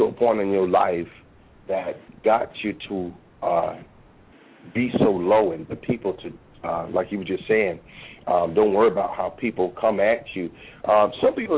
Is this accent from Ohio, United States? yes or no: no; New York City, New York, United States; because I'm honestly from New York. I'm from the Bronx.